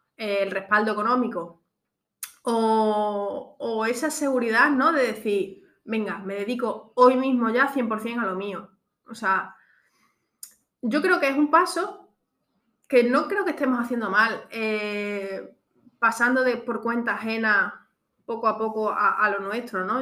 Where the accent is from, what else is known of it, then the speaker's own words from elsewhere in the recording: Extremadura, Spain; moved away as an adult; now in Alfaz del Pi, Spain; yo de Extremadura